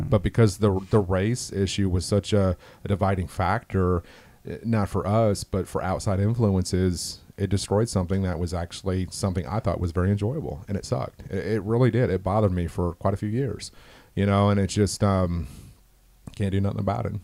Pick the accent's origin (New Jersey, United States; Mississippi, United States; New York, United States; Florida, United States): Florida, United States; Orlando; born and raised in East Orlando, Union Park